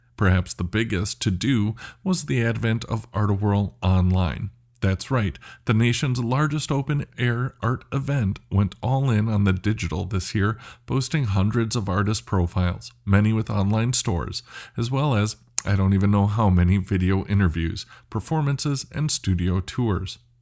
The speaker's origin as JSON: {"language": "English", "town": "Minneapolis", "region": "Minnesota", "country": "United States", "tie": "born or raised there", "said": "I was born and raised in Northeast, and it was uh, it was rough"}